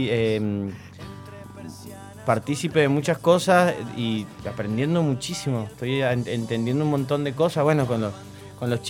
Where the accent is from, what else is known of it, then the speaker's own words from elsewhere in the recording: Mendoza, Argentina; also born or lived in Buenos Aires; ya que soy mendocino